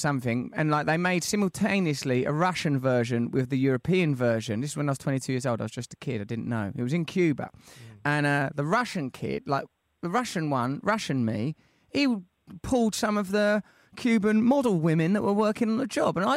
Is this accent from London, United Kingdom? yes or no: no; Essex, East of England, United Kingdom; I'm from Essex.